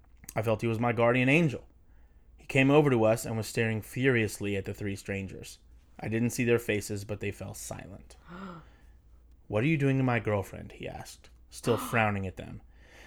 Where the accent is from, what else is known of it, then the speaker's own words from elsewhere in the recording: Pennsylvania, United States; Yeah, I'm from Pennsylvania. This is how we talk there.